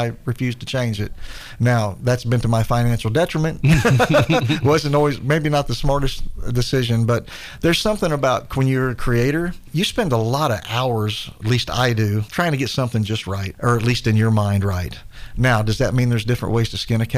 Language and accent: English; Chillicothe, Ohio, United States; I'm from Chillicothe, Ohio